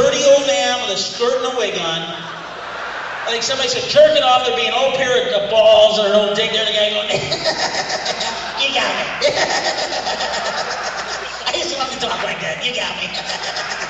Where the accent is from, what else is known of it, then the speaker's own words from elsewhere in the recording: Peoria, Illinois, United States; moved away; I'm originally from Peoria